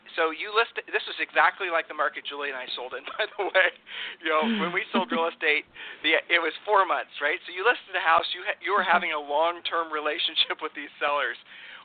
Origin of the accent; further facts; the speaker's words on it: Ohio, United States; now in Texas, United States; I'm a transplant from Ohio to Texas.